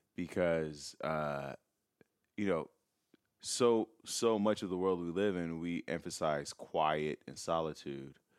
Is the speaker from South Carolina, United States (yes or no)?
no; Chicago, Illinois, United States; now in Los Angeles, United States; I'm from Chicago.